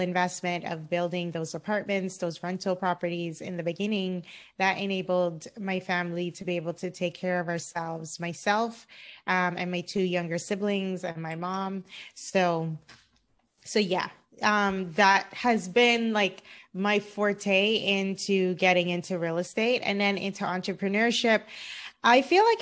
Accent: Cayman Islands; also born or lived in Florida, United States; now in Los Angeles, United States; I'm originally from the Cayman Islands. I grew up in the Cayman Islands.

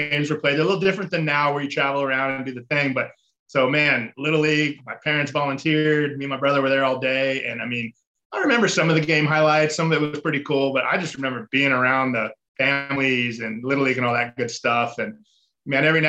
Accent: Mission Viejo, California, United States; I grew up in Southern California, a little town called Mission Viejo

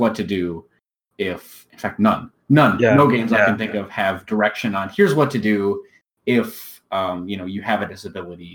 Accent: United States; I'm an American

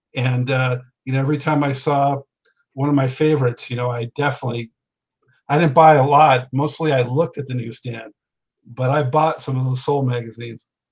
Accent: Los Angeles, California, United States; moved away; I was from Los Angeles too, and when I lived out there

